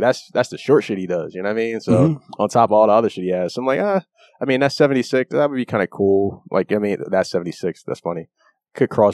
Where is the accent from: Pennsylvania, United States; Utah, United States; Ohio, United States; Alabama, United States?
Pennsylvania, United States; Philadelphia; we're from Philly